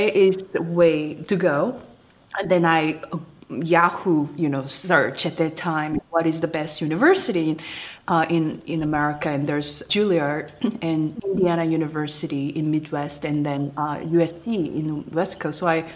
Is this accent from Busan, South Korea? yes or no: yes; Busan, South Korea; English is a second language; moved away as an adult; staying in Busan, which is my hometown